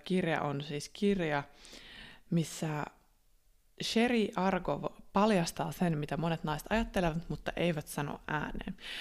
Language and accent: Finnish; Finland; first language Finnish; also born or lived in Australia